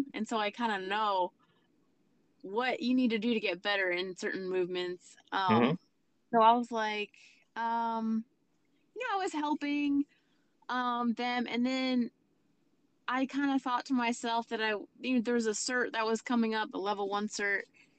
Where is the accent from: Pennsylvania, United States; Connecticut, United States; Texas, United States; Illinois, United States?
Pennsylvania, United States; moved away; I I grew up in Pennsylvania, so that's my hometown.